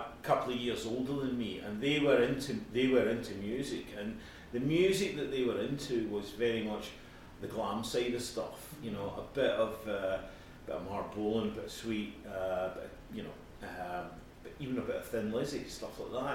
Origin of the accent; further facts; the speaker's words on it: Scotland, United Kingdom; me being from Scotland.